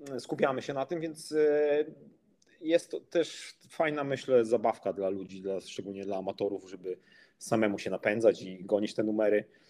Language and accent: Polish; Przemyśl, Subcarpathian Voivodeship, Poland; pochodzę z mojego miasta, z Przemyśla, z Polski